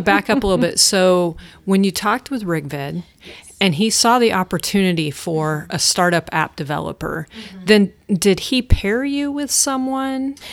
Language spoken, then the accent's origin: English; Midwest, United States; moved away as an adult; now in Huntsville, United States; I am from the Midwest